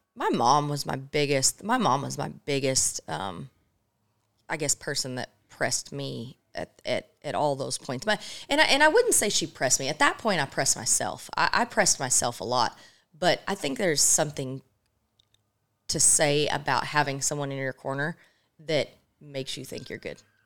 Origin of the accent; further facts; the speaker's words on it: Illinois, United States; moved away; also born or lived in Oklahoma; I grew up in Illinois.